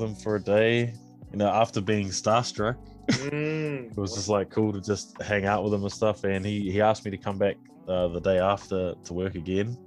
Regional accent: New Zealand; I'm from New Zealand

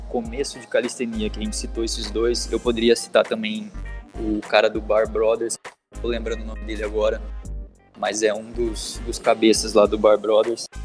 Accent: Curitiba, Paraná, Brazil; moved away as an adult; now in Australia; eu sou natural de Curitiba, no Paraná. Atualmente eu estou morando aqui na Austrália por um ano

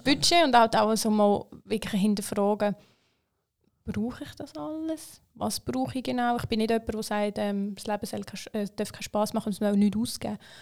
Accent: Switzerland; ich bin in der Schweiz aufgewachsen.

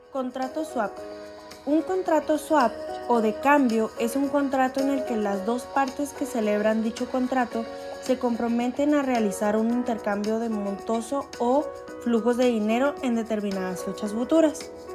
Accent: Chihuahua, Mexico; Soy de Chihuahua, Chihuahua

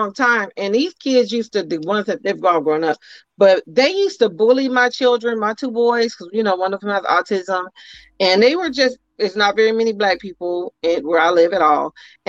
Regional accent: Oakland, California, United States; I'm from Eastside Oakland.

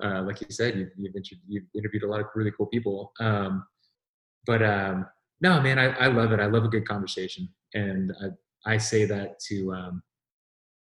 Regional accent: Texas, United States; moved away as an adult; also born or lived in Southern California / Northern California; now in Tennessee, United States; I grew up in Texas

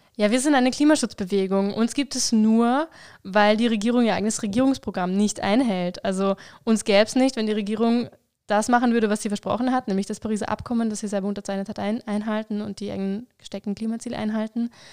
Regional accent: Vorarlberg, Austria; ich komme aus Vorarlberg, bin da aufgewachsen

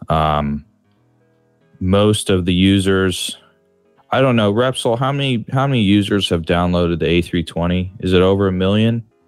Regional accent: San Francisco, California, United States; now in Chicago, United States; I grew up in San Francisco, California, and I currently live in Chicago, in uh, Illinois, in the United States

